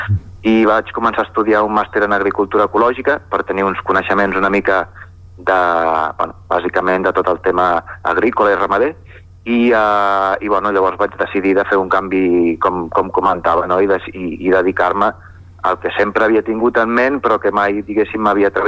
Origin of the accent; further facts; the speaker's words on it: Barcelona, Catalonia, Spain; also born or lived in Collbató; now in Sora, Spain; jo sóc nascut a Barcelona eh, i he viscut bastants anys a, a Collbató, que és un, un poble que hi ha al costat de, bueno, a prop de Barcelona, a la, a la muntanya Montserrat